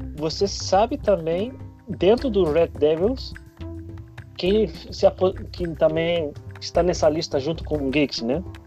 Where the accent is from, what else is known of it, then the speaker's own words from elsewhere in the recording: Spain; moved away; eu, quando era pequeno, lá na Espanha